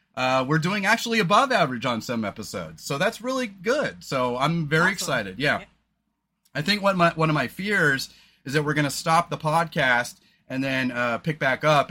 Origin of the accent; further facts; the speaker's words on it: Oregon, United States; we're from Oregon